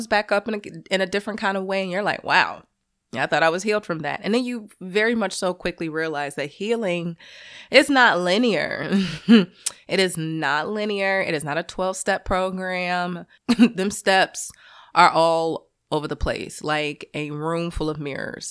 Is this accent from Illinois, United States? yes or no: yes; Chicago, Illinois, United States; I'm a Midwesterner, because I'm from Chicago